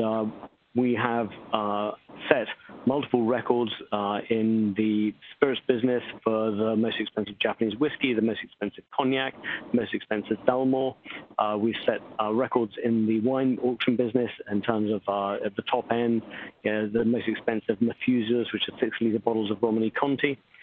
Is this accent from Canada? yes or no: no; England, United Kingdom; moved away as an adult; now in New York, United States; I'm English based, uh, born, but I've lived in New York for the last 25 years.